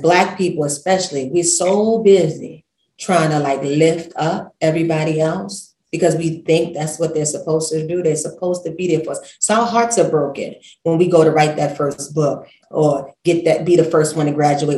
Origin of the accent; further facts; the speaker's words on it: New York City, New York, United States; I'm from Brooklyn, real colorful.